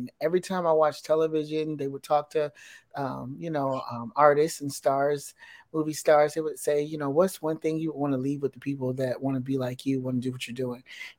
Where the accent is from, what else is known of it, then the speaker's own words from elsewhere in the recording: Chicago, Illinois, United States; also born or lived in Hampton, Virginia; now in Los Angeles, United States; I was born in Virginia, Hampton, Virginia. I was raised in Chicago and I moved around a lot, but currently I live in Los Angeles right now.